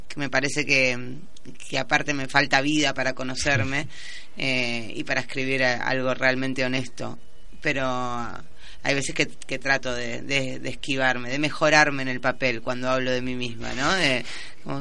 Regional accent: Quilmes, Buenos Aires Province, Argentina; also born or lived in San Telmo, Buenos Aires / Spain; soy de Quilmes, pero me defino como porteña, de San Telmo muy especialmente

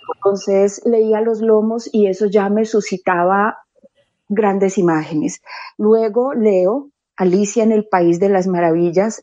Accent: Medellín, Antioquia, Colombia; Soy de Medellín. Yo nací en una familia numerosa.

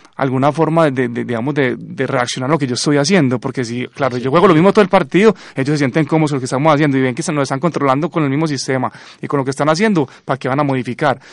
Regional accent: Colombia; obviamente soy colombiano

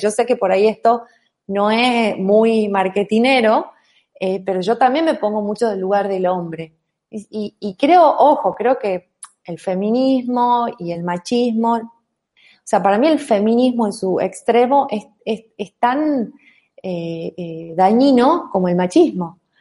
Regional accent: Tucumán, Argentina; accent: tonada; also born or lived in Buenos Aires; yo soy tucumana, yo soy mujer

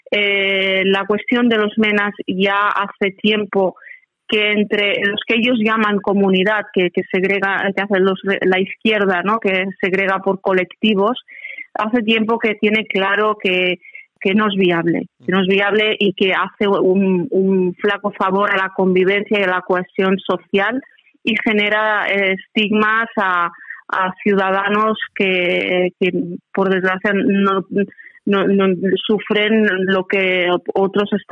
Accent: Spain; como española tengo voz, tengo criterio

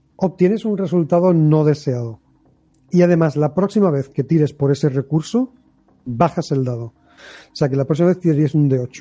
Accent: Algeciras, Andalusia, Spain; mi pueblo, destruir Algeciras

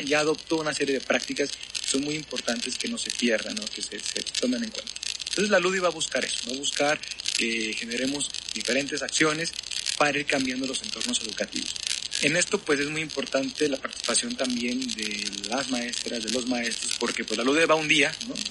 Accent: Nuevo León, Mexico; las personas en Nuevo León, yo creo, y en mi país, pero yo creo que en Nuevo León bastante, somos muy competitivos

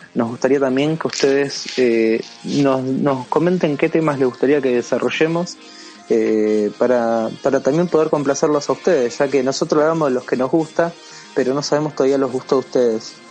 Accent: Argentina; nosotros somos de Argentina

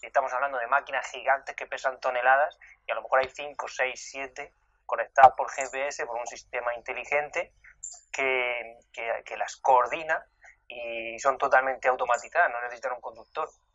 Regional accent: Region of Murcia, Spain; now in London, United Kingdom; en mi tierra, en Murcia

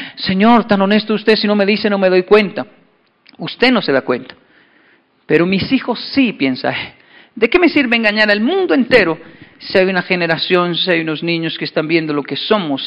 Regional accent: Bogotá, Colombia; moved away; also born or lived in Japan; yo soy de Ciudad Bolívar

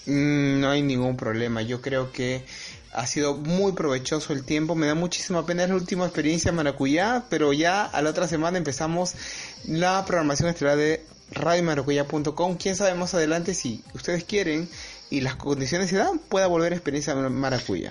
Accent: Peru; yo soy peruano, trabajo en, en Lima

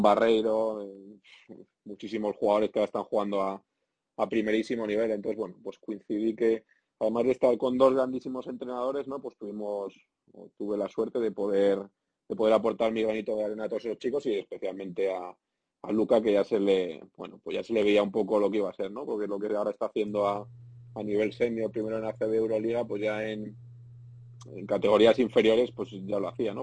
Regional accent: Spain; moved away as an adult; la gente que somos del sur de Europa, eh, los españoles

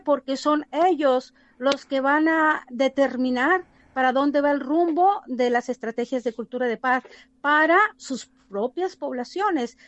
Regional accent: Cócorit, Sonora, Mexico; moved away as an adult; also born or lived in United States; esta población que ciertamente es de mi región, de donde yo nací, crecí y abrí mis primeros ojos, mis primeros pasos, y es la población yaqui de un pueblito hermoso que se llama Cocorit

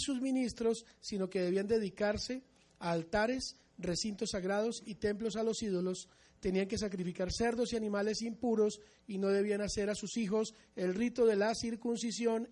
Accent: Colombia; nosotros los mesiánicos amemos a Israel como colombianos con un apellido bien goy

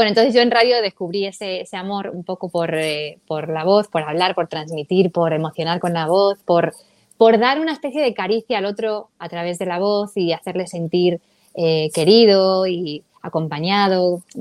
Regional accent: Madrid, Community of Madrid, Spain; moved away as an adult; now in Los Angeles, United States; Crecí allí, allí estudié periodismo, eh, empecé también con la música, bueno, y a los 24

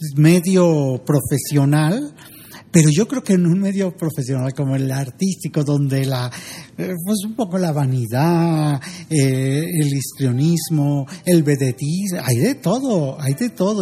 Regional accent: Zacatlán, Puebla, Mexico; moved away as an adult; now in Mexico City, Mexico; soy de Zacatlán de las Manzanas

